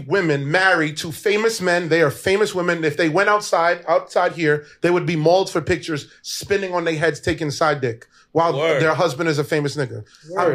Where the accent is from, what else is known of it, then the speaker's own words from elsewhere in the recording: New York City, New York, United States; I'm from Brooklyn, born and raised